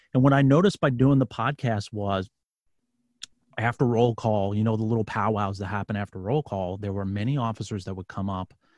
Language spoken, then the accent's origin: English; New York City, New York, United States; now in Virginia, United States; I'm from New York City. I'm a, I'm I live in Virginia now. I'm from New York City